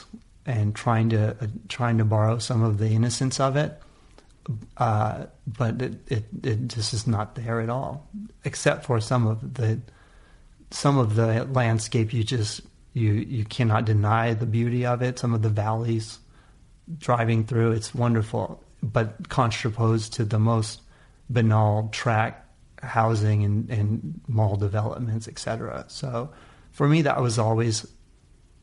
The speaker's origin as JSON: {"language": "English", "region": "California", "country": "United States", "tie": "born or raised there", "also_born_or_lived": "Oakland", "said": "the thing about California in general, and in that area particularly, is just the amount of diversity. We're just lucky to have it as a kid"}